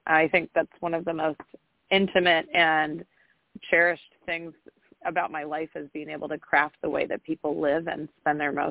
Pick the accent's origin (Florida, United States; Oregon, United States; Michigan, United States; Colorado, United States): Oregon, United States; Newport; born there; also born or lived in Mexico; I was born in Oregon, in Newport, Oregon, on the coast, um, and then I actually ended up moving to Mexico for five years